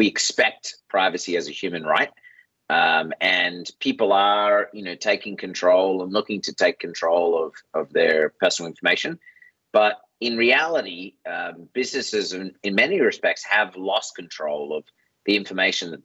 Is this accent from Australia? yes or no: yes; Australia; I'm Australian